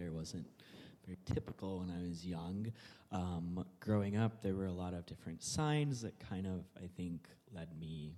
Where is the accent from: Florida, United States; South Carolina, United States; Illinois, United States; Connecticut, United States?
Illinois, United States; Tinley Park; I am originally from Tinley Park, Illinois, so like 45 minutes south